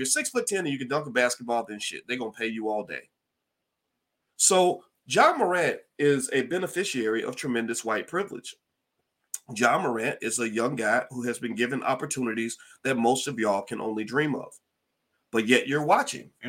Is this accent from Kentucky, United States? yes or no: yes; Louisville, Kentucky, United States; now in Chicago, United States; Shout out to Louisville. I'm from Kentucky. I love my city